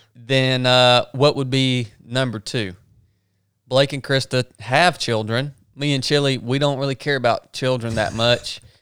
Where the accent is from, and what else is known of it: the South, United States; accent: Southern